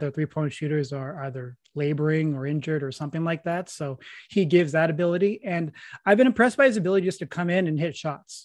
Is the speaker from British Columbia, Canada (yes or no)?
no; Peterborough, Ontario, Canada; my hometown of Peterborough